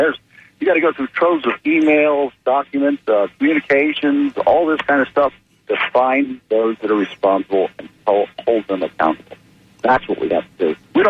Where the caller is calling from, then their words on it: Land O'Lakes, Florida, United States; from Land O'Lakes.